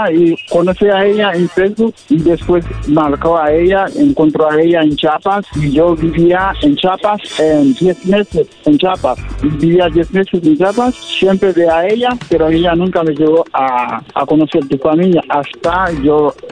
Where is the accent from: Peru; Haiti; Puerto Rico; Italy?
Haiti; now in Tijuana, Mexico; yo soy de Haití, vivo en, Tijuana.